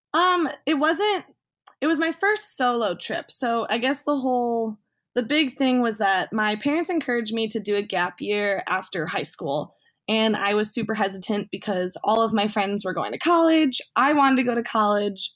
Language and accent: English; a suburb of Chicago, Illinois, United States; my hometown, a suburb of Chicago